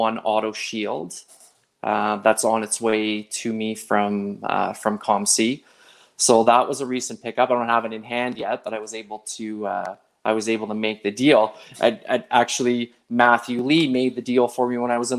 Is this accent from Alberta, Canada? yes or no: no; Montreal, Quebec, Canada; now in Calgary, Canada; growing up in Montreal, going to the Forum and watching a hockey game